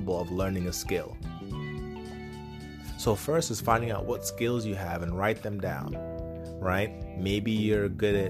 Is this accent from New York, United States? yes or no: yes; Poughkeepsie, New York, United States; Where I grew up in Poughkeepsie